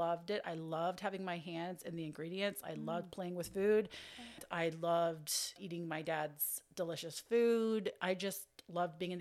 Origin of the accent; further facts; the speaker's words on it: Pittsburgh, Pennsylvania, United States; I'm originally from Pittsburgh, Pennsylvania, a small town just 10 minutes or so right outside of the city